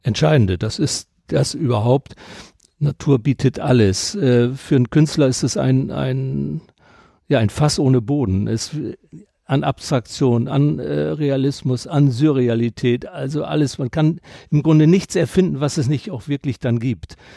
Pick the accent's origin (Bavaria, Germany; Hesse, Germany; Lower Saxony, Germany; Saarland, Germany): Lower Saxony, Germany; Delmenhorst; moved away as an adult; also born or lived in Rhineland; ich komme aus Delmenhorst, bin Norddeutscher